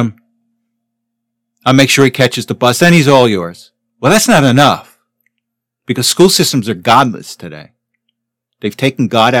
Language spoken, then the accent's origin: English; Teaneck, New Jersey, United States; I grew up in Teaneck